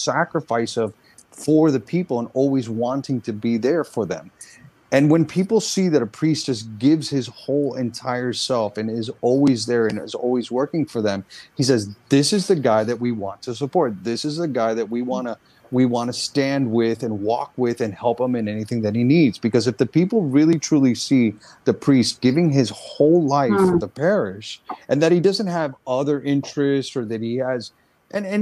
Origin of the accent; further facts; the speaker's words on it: Central Florida, United States; I grew up in Central Florida